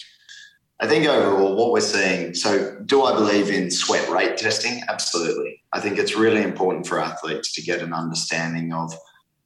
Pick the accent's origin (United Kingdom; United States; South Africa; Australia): Australia; being Australian